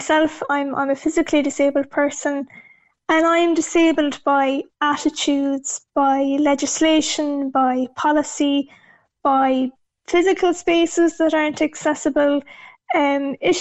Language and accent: English; Achill Island, Connacht, Ireland; I'm from Achill Island in Mayo myself, and growing up as the only disabled child in the village